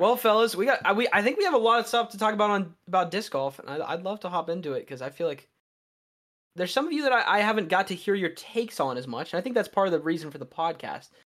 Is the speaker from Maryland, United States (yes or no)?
yes; Western Maryland, United States; I am from, like, Western Maryland, uh, so I am in, we get the most snowfall in Maryland